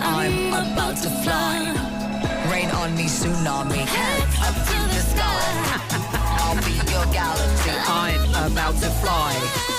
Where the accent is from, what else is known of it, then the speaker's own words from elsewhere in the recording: Cork, Munster, Ireland; accent: Cork; It's almost as good as my Cork accent.